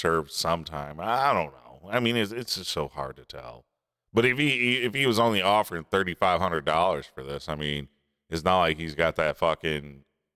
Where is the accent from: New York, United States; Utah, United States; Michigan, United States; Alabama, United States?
Michigan, United States; Clarkston; now in Texas, United States